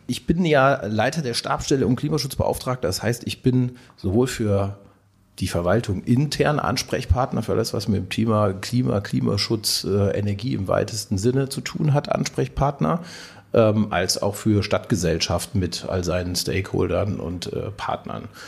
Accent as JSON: {"language": "German", "area": "Lüneburg Heath", "region": "Lower Saxony", "country": "Germany", "tie": "born or raised there", "also_born_or_lived": "Ruhr area / Siegerland / Marburg", "moved": "yes", "lives_now": "Siegen, Germany", "said": "gebürtig komme ich aus Norddeutschland, aus der Lüneburger Heide"}